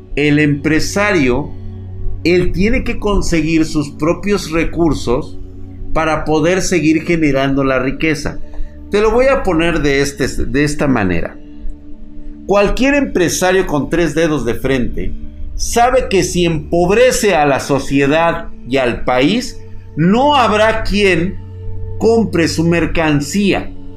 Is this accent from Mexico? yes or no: yes; Mexico; nosotros como mexicanos